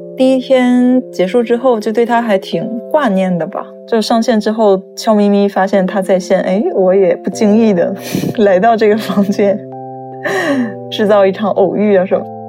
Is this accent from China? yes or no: yes; China; now in Tokyo, Japan; 我是中国人